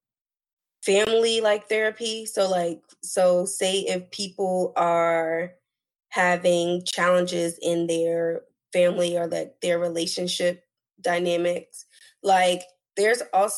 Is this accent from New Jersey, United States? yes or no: yes; New Jersey, United States; moved away; I'm originally from New Jersey